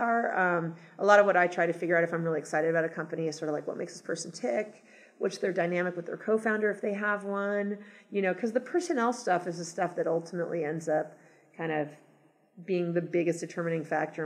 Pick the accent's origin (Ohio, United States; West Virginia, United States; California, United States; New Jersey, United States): California, United States; Los Angeles; moved away as an adult; also born or lived in New York / Boston / San Francisco / Seattle; I grew up in Los Angeles, and then I lived in lots of other cities for 15 years, New York, Boston, San Francisco, Seattle for a short period of time